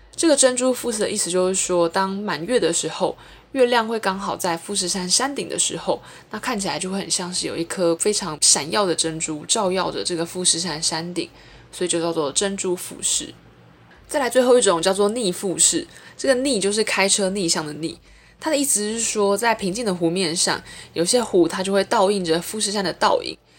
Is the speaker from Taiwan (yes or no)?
yes; Taiwan; 作为一个台湾人